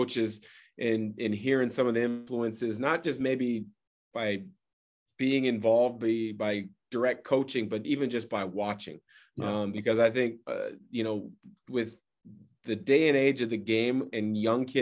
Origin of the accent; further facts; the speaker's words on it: Portland, Oregon, United States; growing up in the Portland area